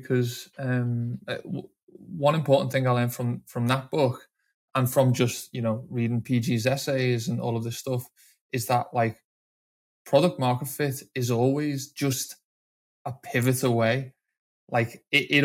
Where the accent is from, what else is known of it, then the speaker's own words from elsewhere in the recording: Liverpool, North West England, United Kingdom; I'm originally from Liverpool